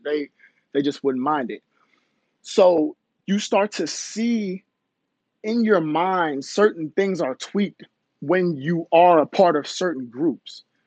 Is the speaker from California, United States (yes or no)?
no; Baltimore, Maryland, United States; also born or lived in Howard County, Maryland / Jamaica (ancestry); I'm from Baltimore, Maryland originally, went to school in Howard County, Maryland